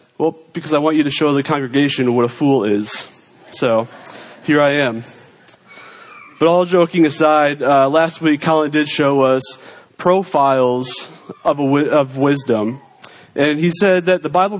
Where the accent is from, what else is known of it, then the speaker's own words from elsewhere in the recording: New York, United States; I am a New Yorker.